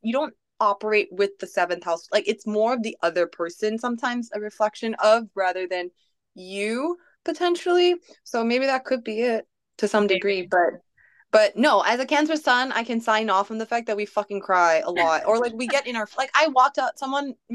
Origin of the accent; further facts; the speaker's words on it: Malaysia; moved away; I too am a foreigner in a distant land, since I'm from Malaysia